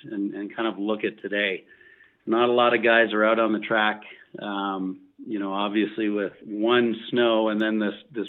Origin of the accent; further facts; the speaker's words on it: Canada; We're from Canada.